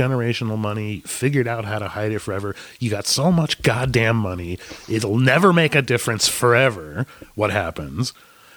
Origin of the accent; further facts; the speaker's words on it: United States; as an American